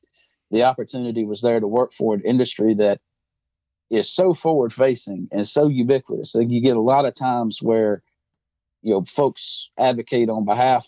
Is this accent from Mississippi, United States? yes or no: no; Madison County, just outside of Athens, Georgia, United States; I grew up just outside of Athens in Madison County. My family's been in the Athens area for quite a long time.